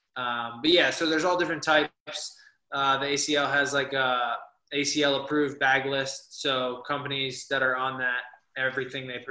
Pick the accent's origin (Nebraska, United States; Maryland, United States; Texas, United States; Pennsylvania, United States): Pennsylvania, United States; Harrisburg; I'm from Pennsylvania, South Central PA, Harrisburg area